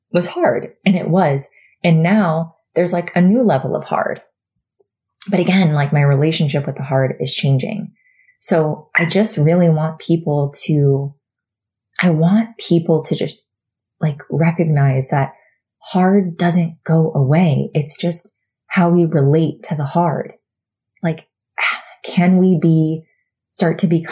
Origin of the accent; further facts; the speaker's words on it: Florida, United States; moved away as an adult; now in North Carolina, United States; we were, you know, born and raised in Florida, 36 years for me